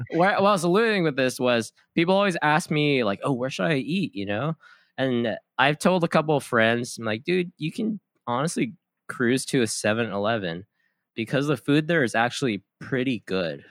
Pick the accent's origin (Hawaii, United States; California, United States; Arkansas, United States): Hawaii, United States; Kauai; moved away as an adult; also born or lived in San Diego; I was born and raised on Kauai. I moved to San Diego in twenty thirteen for school